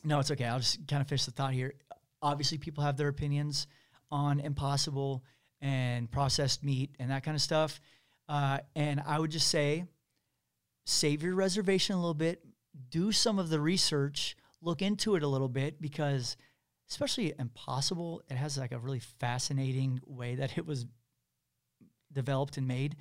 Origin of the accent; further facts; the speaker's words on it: Kansas City, Missouri, United States; I'm from Missouri, I'm from Kansas City.